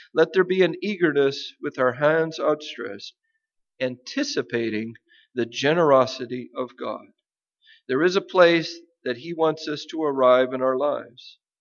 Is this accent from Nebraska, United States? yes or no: yes; Nebraska, United States; moved away; the land where I grew up in Nebraska